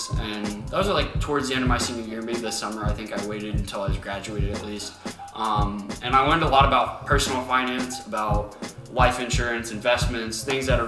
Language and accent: English; Lima, Ohio, United States; moved away as an adult; now in Cincinnati, United States; we're from Lima, Ohio.